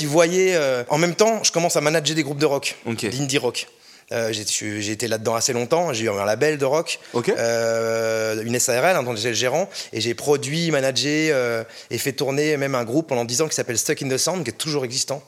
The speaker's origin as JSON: {"language": "French", "town": "Orléans", "region": "Centre-Val de Loire", "country": "France", "said": "je viens d'Orléans"}